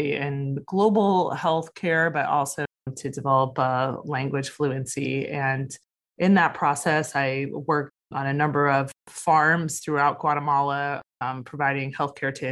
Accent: Toledo, Ohio, United States; now in San Diego, United States; I grew up in Toledo, Ohio

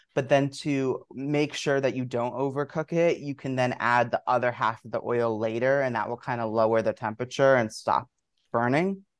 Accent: Washington, District of Columbia, United States; moved away as an adult; also born or lived in Maryland / Brooklyn, New York; now in New York, United States; I uh, was born in Washington, D.C., and grew up right in the area, first in the city and then right outside of Maryland

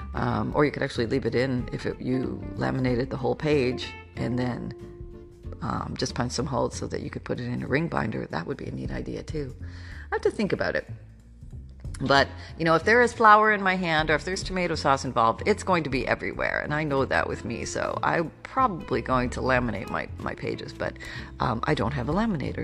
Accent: Canada; moved away; I grew up in Canada

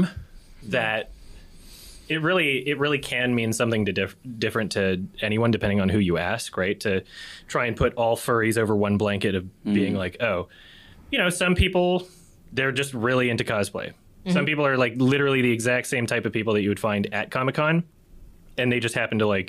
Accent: Edmonton, Alberta, Canada; the time that I was growing up in Edmonton

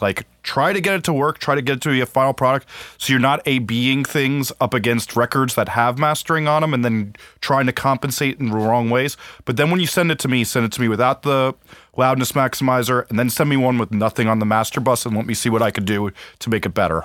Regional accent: New Jersey, United States; I grew up in New Jersey

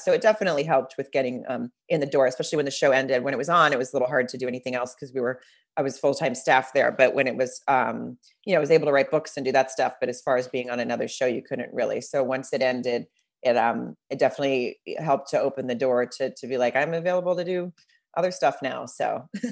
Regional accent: Fayetteville, Arkansas, United States; moved away; I grew up in Arkansas

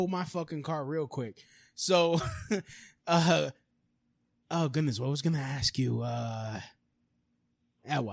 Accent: New York City, New York, United States; also born or lived in Manhattan; I was born in Brooklyn. I moved to Manhattan. So technically, I'm still a Brooklyn boy.

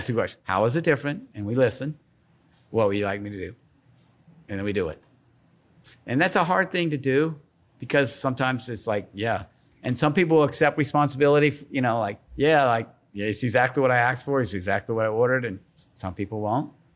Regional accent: Slidell, Louisiana, United States; now in Baton Rouge, United States; I grew up in Slidell. My family's from New Orleans

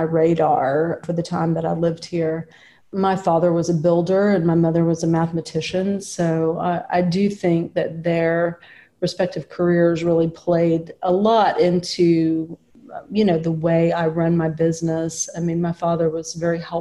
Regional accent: Florence, Alabama, United States; I live within a few blocks of the house I was raised in and very close to my family. So this is my hometown where I grew up.

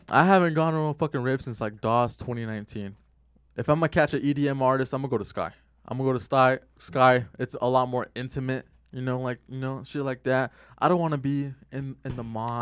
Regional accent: Glendale, Arizona, United States; growing up in Glendale

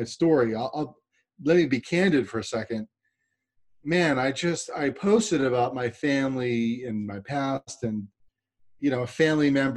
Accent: New York, United States; I'm from New York

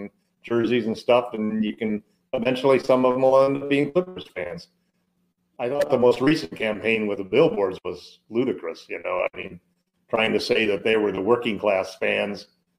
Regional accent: Los Angeles, California, United States; also born or lived in Midwest, United States; I grew up in Los Angeles

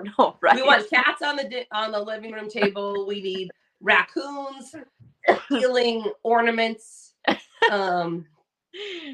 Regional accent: Southern California, United States; I'm a Rose Parade girl because I grew up in Southern California.

